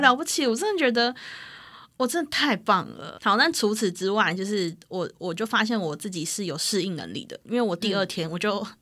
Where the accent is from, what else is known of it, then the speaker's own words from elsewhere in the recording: Taipei, Taiwan; 因为我是从小在台北长大的人